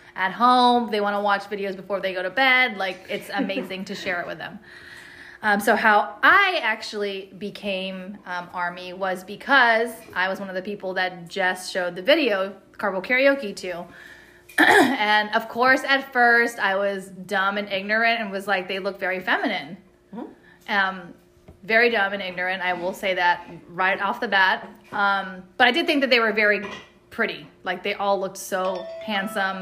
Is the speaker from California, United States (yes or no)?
yes; San Diego, California, United States; I'm born and raised in San Diego. I've lived here my whole life